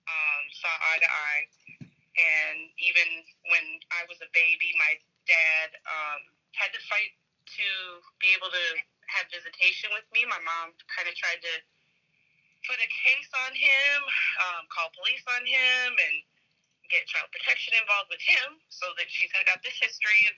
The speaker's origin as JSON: {"language": "English", "town": "Minneapolis", "region": "Minnesota", "country": "United States", "said": "I'm from Minneapolis"}